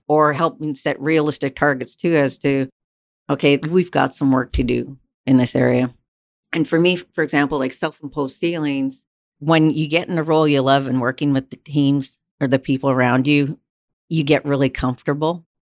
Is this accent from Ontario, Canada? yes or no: no; Vancouver, British Columbia, Canada; moved away as an adult; also born or lived in Alberta; I'm from Canada. Canada is not necessarily known as an oil mecca, especially where I grew up in Vancouver, British Columbia